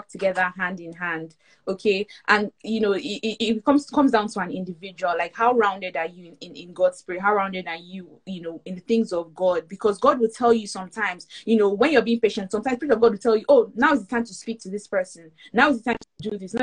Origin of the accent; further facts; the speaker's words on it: Nigeria; I was born in Nigeria or because I am a Nigerian